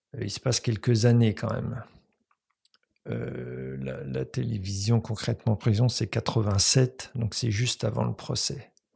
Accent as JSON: {"language": "French", "town": "Paris", "region": "Île-de-France", "country": "France", "tie": "born or raised there", "also_born_or_lived": "countryside (grandparents' home, unnamed)", "said": "vers 9 euh, ans, mon père m'a pris avec lui à Paris"}